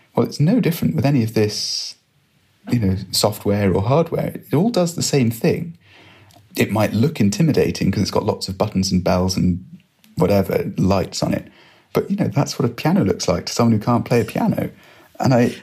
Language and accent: English; Edinburgh, Scotland, United Kingdom; I grew up in Edinburgh